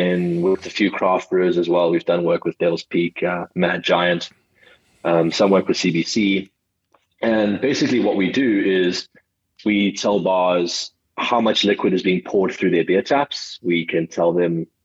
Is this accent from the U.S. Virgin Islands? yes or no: no; Johannesburg, Gauteng, South Africa; also born or lived in KwaZulu-Natal / Cape Town; I was born in Johannesburg, South Africa. Olivedale, actually. spent lots of time in different provinces